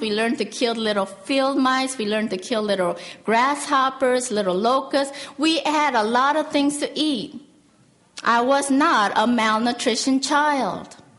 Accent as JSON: {"language": "English", "country": "South Korea", "tie": "born or raised there", "moved": "yes", "said": "I was born in Korea and uh, I was born right after the Korean War"}